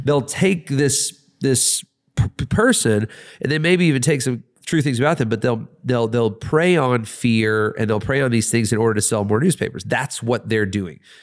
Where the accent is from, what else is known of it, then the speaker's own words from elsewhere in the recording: Atlanta, Georgia, United States; I really live in Atlanta. I'm really from Atlanta, but I'm just here for a time.